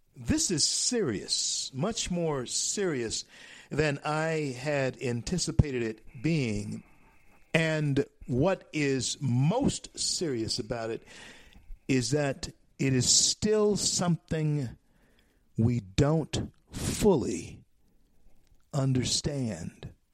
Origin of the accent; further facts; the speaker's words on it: United States; I am an American, and uh, I have never been a citizen of any other nation but this nation, America.